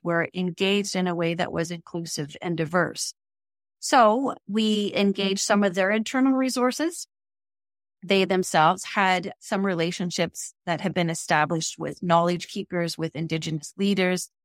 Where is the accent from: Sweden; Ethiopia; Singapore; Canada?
Canada; here in Canada, we are English and French speaking.